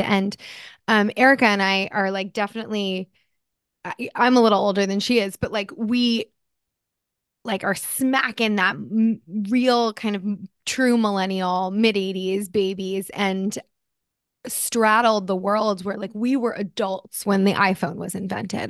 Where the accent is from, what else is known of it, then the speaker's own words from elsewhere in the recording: New Jersey, United States; also born or lived in California; now in Los Angeles, United States; I grew up in Jersey. I'm a Jersey girl